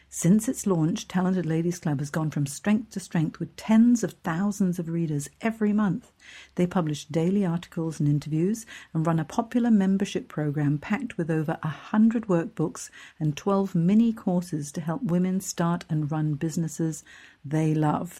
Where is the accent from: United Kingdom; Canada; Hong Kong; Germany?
Hong Kong; moved away; I'm from Hong Kong originally. I grew up there.